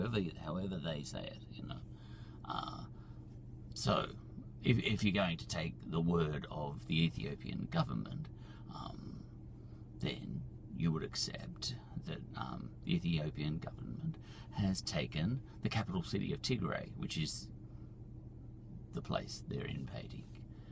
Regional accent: Victoria, Australia; I'm an Australian first, and I just happen to come from Victoria.

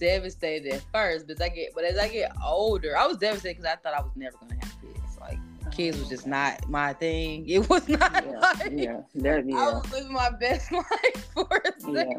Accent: Wisconsin, United States; born there; Shout out to the Packers, my state that I was born. I can't say my home state, but I was born there, wasn't raised, but shout out to the Packers, you guys.

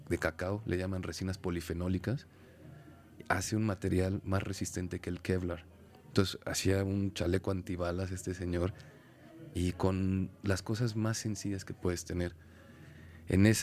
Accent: Mexico; born or raised there

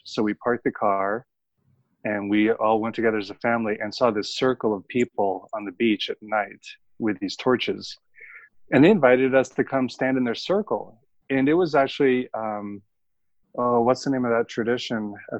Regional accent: Philippines; moved away; also born or lived in United States / Hong Kong / Brazil; No, I grew up in Asia. I was born in the United States, but yeah. Because of my father's job, we moved around a lot. So most of my childhood was in the Philippines.

